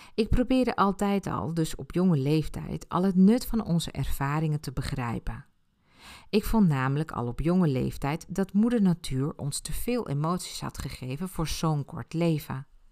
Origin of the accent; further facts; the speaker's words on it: Ibiza, Balearic Islands, Spain; first language Spanish; Dutch is a second language; moved away; Ik ben op Ibiza geboren en heb mijn jeugd daar doorgebracht